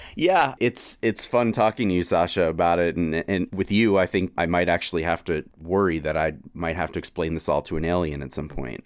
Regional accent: New York City, New York, United States; moved away as an adult; now in Boston, United States; I still feel like I'm in exile from New York City.

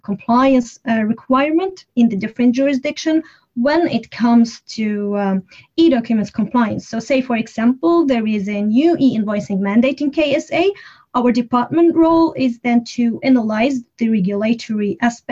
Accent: Syria; first language Arabic; English is a second language; now in Sweden; I speak Arabic as my native language. I'm originally from Syria, but I live in Sweden.

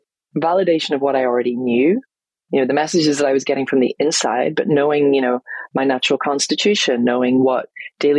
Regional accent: Northern Ireland, United Kingdom; moved away as an adult; also born or lived in London; I moved from London back home here to Northern Ireland, where I am now

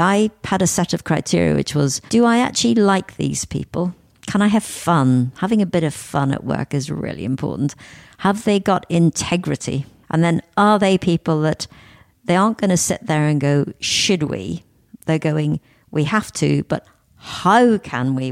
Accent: Northern Ireland, United Kingdom; I was born in Northern Ireland. I grew up in an area of kind of great deprivation

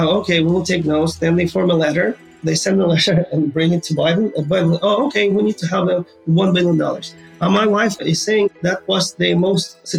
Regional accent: Ukraine; moved away as an adult; now in United States; I was born and raised in Ukraine

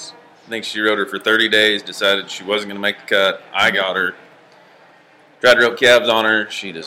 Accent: Wendell, Idaho, United States; also born or lived in Gooding, Idaho; I'm from Gooding, Idaho. Born and raised in Wendell, just down the road.

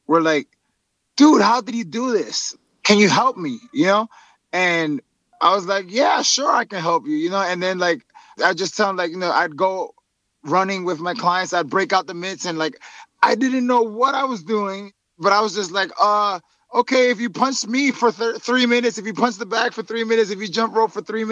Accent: New York City, New York, United States; I was born and raised in Harlem and grew up in Washington Heights

